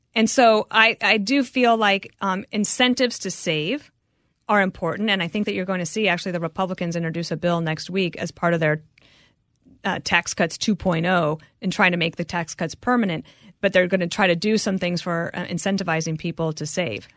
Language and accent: English; Denver, Colorado, United States; also born or lived in Wyoming; So my parents moved there, but that was really like moving to the big city. I was two years old, but then I was at that elementary school till I think I was eleven.